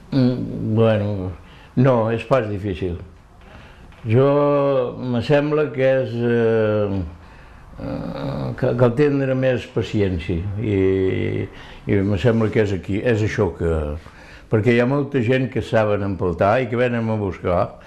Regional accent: Ortaffa, Occitania, France; moved away as an adult; now in Elne, France; Soc d'Hortafà

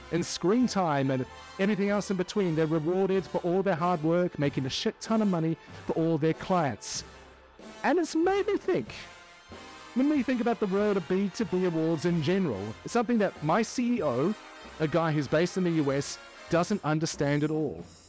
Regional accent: New Zealand; now in United Kingdom; I'm a Kiwi and I'm living among a country of Brits.

